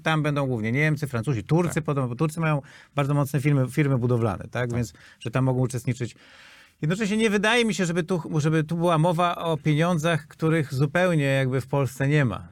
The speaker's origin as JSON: {"language": "Polish", "country": "Poland"}